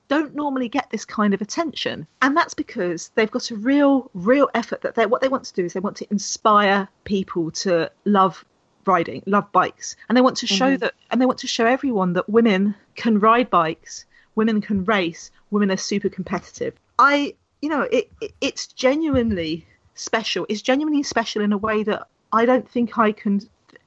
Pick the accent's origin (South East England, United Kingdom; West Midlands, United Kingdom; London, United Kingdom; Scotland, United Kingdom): London, United Kingdom; I grew up in London